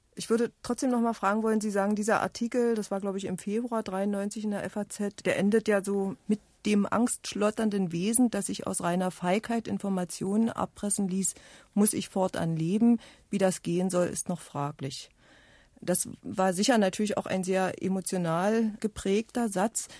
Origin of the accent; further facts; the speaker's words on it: eastern Germany, Germany; ich komme auch ähm, aus dem Osten Deutschlands